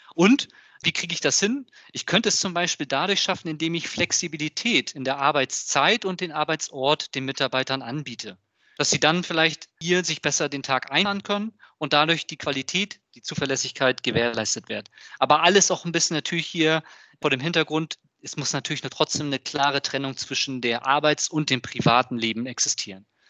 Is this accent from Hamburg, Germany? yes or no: yes; Hamburg, Germany; ich komme ja aus Hamburg